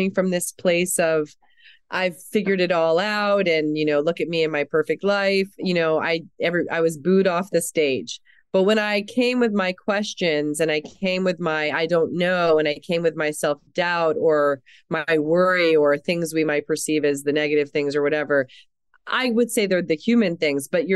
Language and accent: English; New York City, New York, United States; also born or lived in Germany; I'm was born in Europe. I'm still a German citizen. I was raised in New York City